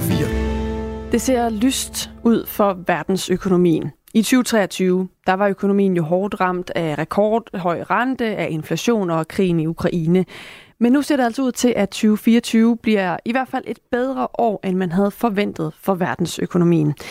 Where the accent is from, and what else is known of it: Denmark